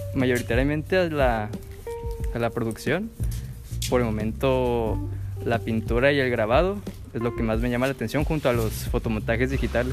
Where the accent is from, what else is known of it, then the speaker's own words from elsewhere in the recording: Tijuana, Baja California, Mexico; yo nací y crecí aquí en Playas de Tijuana